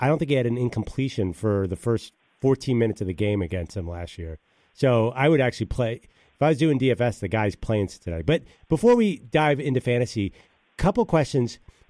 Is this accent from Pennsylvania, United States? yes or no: yes; Philadelphia, Pennsylvania, United States; I'm from Philadelphia